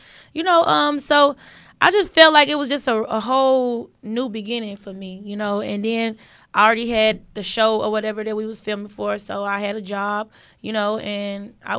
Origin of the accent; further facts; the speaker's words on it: Houston, Texas, United States; moved away as an adult; now in Atlanta, United States; Like, I'm from here, though, born and raised.